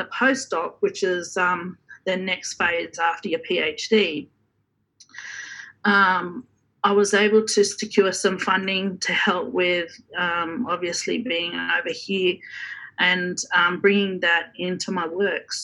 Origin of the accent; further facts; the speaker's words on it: Yuin Nation, Shoalhaven, New South Wales, Australia; moved away as an adult; now in Hawaii, United States; I'm from the Yuin Nation, or the Kurin Yuin, which means the northern part of the Yuin Nation up around the Shoalhaven. I come from a small Aboriginal community called Rosebery Park